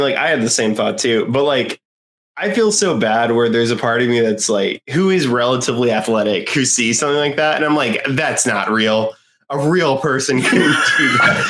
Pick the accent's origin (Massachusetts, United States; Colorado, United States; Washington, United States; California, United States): Massachusetts, United States; Boston; as a Bostonian